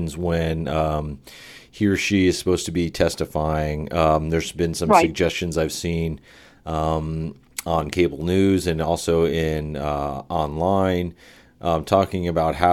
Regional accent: Phoenix, Arizona, United States; my hometown here in Phoenix

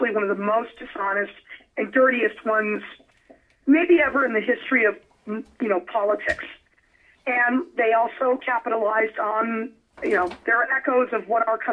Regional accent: United States

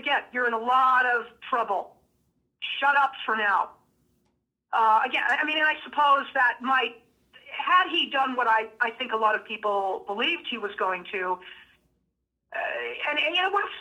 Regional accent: Las Vegas, Nevada, United States; I'm from Vegas

